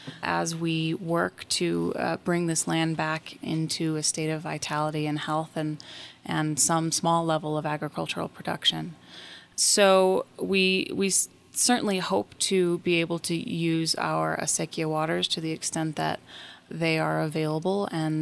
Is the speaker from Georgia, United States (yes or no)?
no; Taos, New Mexico, United States; I did, born and raised.